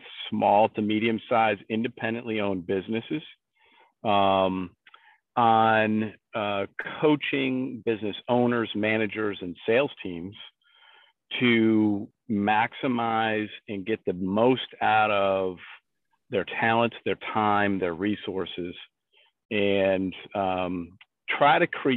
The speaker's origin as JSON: {"language": "English", "town": "Averill Park", "region": "New York", "country": "United States", "tie": "born or raised there", "also_born_or_lived": "Plymouth, New Hampshire", "moved": "as an adult", "lives_now": "New Hampshire, United States", "said": "I grew up in a small town outside of Albany, New York, that at the time was probably a population of about 2,500 people, called Averill Park"}